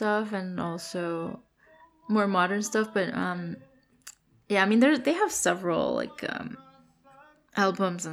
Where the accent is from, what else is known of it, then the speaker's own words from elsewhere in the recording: Mexico; moved away; Mexico, you know, my home country.